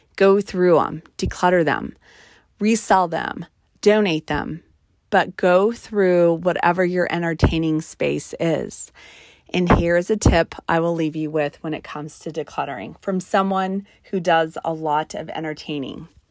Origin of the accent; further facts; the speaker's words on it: New Mexico, United States; I was raised in New Mexico in the mountain country. And so we grew up playing in the snow